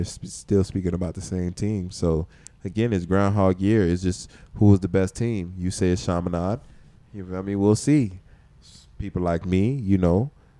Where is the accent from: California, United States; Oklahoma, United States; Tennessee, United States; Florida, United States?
Florida, United States; Miami; we from Dade County